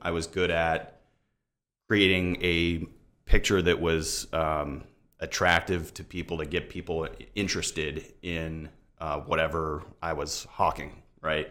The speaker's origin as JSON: {"language": "English", "town": "Tampa", "region": "Florida", "country": "United States", "tie": "born or raised there", "said": "I'm actually a Tampa native, uh, seventh generation Floridian"}